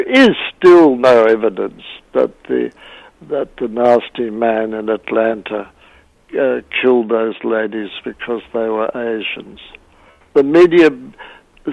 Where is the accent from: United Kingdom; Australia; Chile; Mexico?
Australia; accent: Australian; now in Boston, United States; my Australian accent